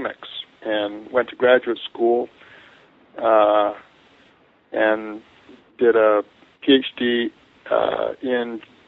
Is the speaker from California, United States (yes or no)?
yes; Santa Barbara, California, United States; also born or lived in Canada; now in Provo, United States; I'm from Canada and grew up in California.